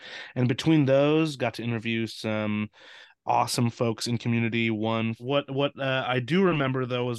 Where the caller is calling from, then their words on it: Seattle, Washington, United States; here calling in from Seattle, Washington, USA.